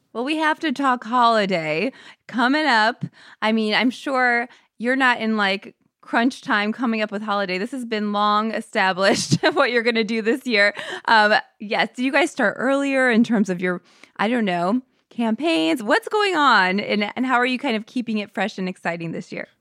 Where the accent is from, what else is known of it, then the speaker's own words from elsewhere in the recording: St. Louis, Missouri, United States; I'm from Saint Louis, Missouri